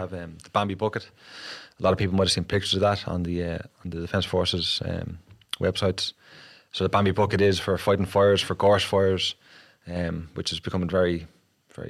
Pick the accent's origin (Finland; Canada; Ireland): Ireland; Dublin, Leinster; I grew up in Kilmainham in Dublin eight